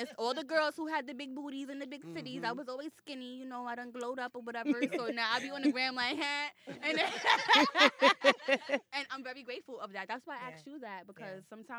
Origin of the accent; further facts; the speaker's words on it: New York City, New York, United States; I'm from Brooklyn. It's 21st Street Flatbush. Like, I couldn't even date in my neighborhood.